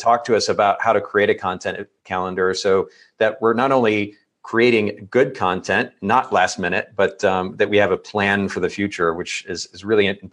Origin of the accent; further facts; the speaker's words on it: Japan; moved away; I grew up in Japan